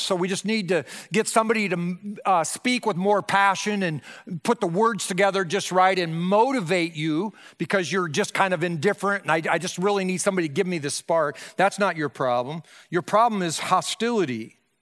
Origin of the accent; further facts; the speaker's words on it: Breda, Iowa, United States; moved away; my hometown, Breida, Iowa, which was four hundred ninety-nine people in nineteen seventy-five